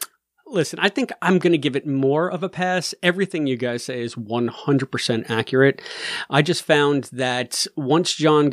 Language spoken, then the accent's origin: English; Smithtown, New York, United States; I grew up in Smithtown. I went to Smithtown East High School.